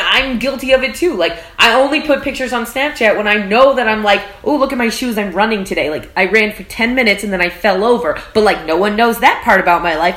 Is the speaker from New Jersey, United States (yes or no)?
no; South Texas, United States; moved away as an adult; now in New York City, United States; I am from South Texas and I was homeschooled.